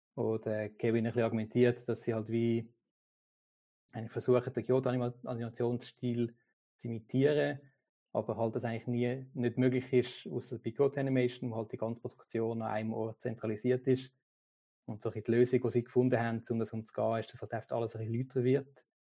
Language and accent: German; Switzerland; bei uns in der Schweiz